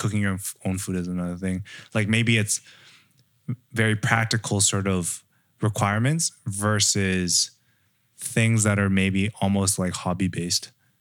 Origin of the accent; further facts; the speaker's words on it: Canada; I grew up in Canada